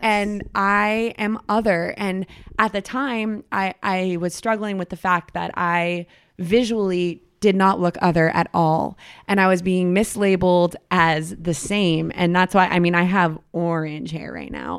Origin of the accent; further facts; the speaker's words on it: Boston, Massachusetts, United States; I'm from Boston, Titletown